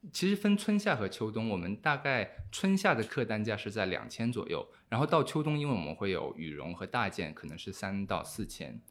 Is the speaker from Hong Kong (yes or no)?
yes; Hong Kong; also born or lived in United Kingdom / Singapore / Beijing, China; now in Shanghai, China; 我以前是在香港长大的，就我在香港待了十年